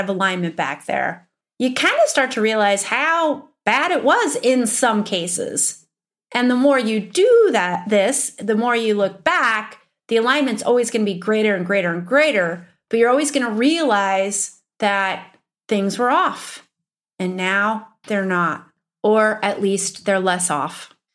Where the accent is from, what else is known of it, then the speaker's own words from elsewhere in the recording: Upper Midwest, United States; accent: upper Midwestern; My upper Midwestern accent